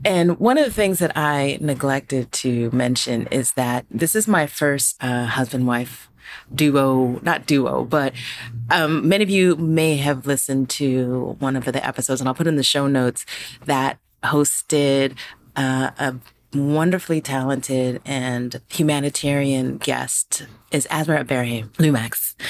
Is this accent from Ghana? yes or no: yes; Ghana; I know it because we're both Ghanaian